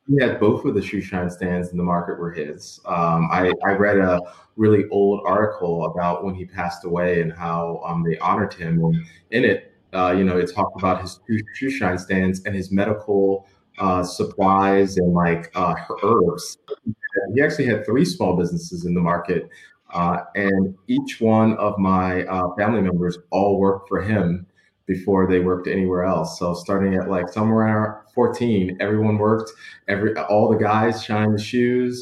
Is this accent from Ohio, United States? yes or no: no; Baltimore, Maryland, United States; I grew up in Edmondson Village.